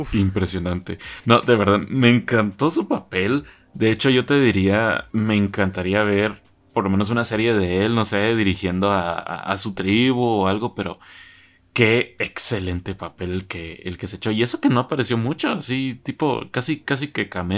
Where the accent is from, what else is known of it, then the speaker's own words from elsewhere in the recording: Guatemala; en mi país, ¿verdad? Como guatemalteco